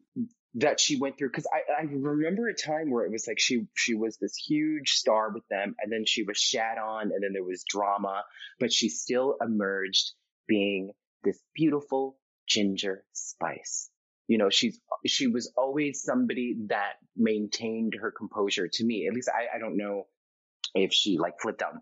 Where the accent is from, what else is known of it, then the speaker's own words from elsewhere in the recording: United States; I'm American